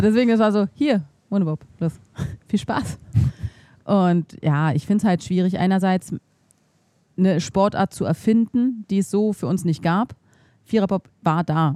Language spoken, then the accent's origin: German; Berlin, Germany; moved away as an adult; also born or lived in Thuringia; ich komme halt aus Berlin